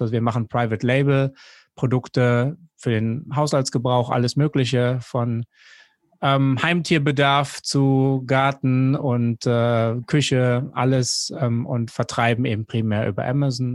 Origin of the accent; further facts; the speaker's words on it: Jever, Lower Saxony, Germany; moved away as an adult; also born or lived in Duisburg; now in Hong Kong; aufgewachsen bin ich an der Nordseeküste in Jever